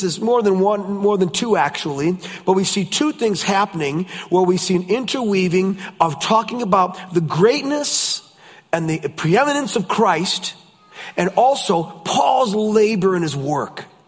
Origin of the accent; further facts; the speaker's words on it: United States; I'm from the States